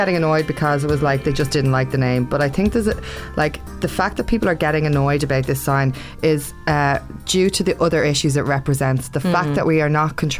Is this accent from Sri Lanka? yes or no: no; Ireland; we're Irish